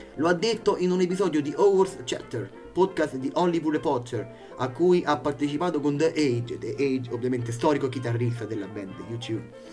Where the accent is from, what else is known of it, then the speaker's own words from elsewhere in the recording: Italy; mi ascoltate dall'Italia, il paese che io amo, il mio paese